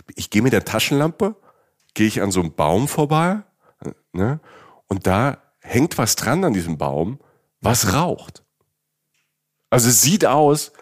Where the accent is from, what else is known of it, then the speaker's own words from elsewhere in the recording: Southern Germany, Germany; Ich komme ja auch aus Süddeutschland.